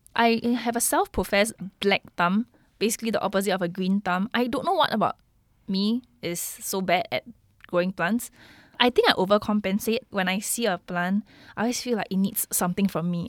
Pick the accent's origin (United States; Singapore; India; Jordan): Singapore; being a Singaporean